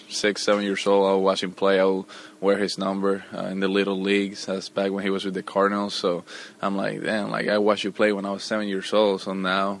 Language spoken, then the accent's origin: English; Puerto Rico; now in Houston, United States; I'm from Puerto Rico, so nobody follows football there